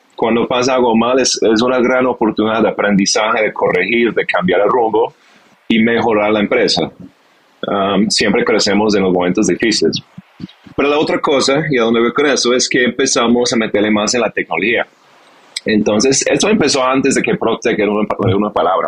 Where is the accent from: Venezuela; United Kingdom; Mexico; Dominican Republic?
United Kingdom; Spanish is a second language; moved away as an adult; also born or lived in London / Barcelona / Bogotá; now in Colombia; soy inglés, de origen inglés, nací cerca de Londres, en un campo, pues mi papá fue granjero, entonces tuve un inicio muy campestre